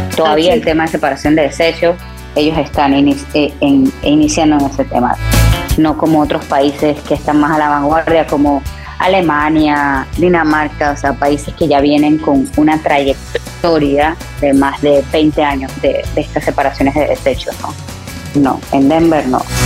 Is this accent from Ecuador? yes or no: no; Panama; de mi país